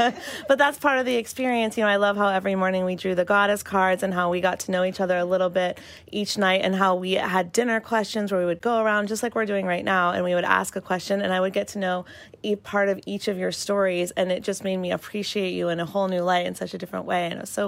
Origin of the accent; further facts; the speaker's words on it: the South, United States; I'm from the South